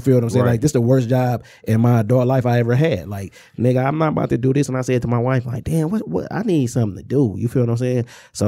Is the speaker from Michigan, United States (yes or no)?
yes; Inkster, Michigan, United States; Because no matter where I'm at, I'm from Inkster.